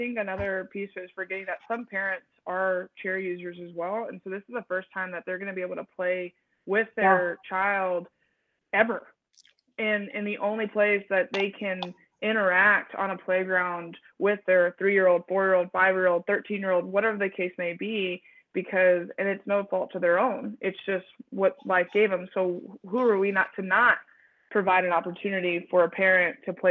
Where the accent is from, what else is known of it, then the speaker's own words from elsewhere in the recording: San Antonio, Texas, United States; I grew up here, so I'm born and raised in San Antonio